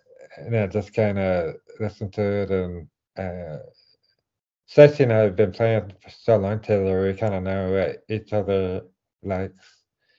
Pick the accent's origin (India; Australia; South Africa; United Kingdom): United Kingdom; England; accent: English; okay, well, I'm from England."